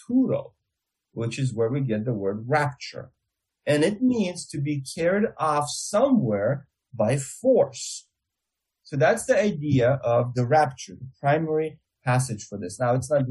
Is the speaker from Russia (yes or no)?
yes; Russia; accent: Russian; my Russian accent